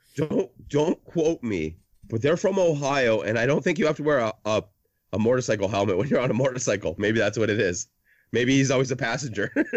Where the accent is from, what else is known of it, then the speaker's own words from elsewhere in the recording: Canada; since I'm Canadian